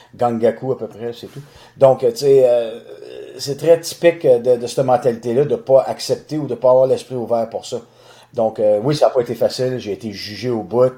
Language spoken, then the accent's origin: French; Boucherville, Quebec, Canada; je suis natif de Boucherville, donc j'ai grandi à Boucherville sur la rive sud de Montréal